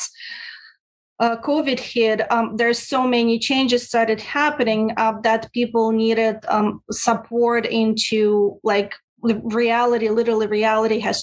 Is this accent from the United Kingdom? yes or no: no; Russia; moved away as an adult; now in United States; I'm originally from Russia. I came to the States